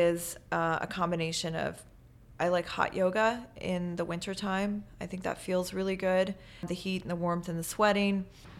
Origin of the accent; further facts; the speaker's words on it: Maryland, United States; also born or lived in Paris, France; I grew up in Maryland on the Eastern Shore, which is a kind of a little annex of the East Coast of Maryland